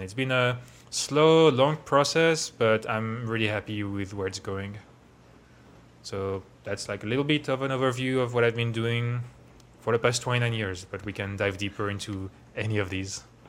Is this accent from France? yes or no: yes; Versailles, Île-de-France, France; moved away as an adult; now in Bay Area, United States; I grew up around Paris, um, in Versailles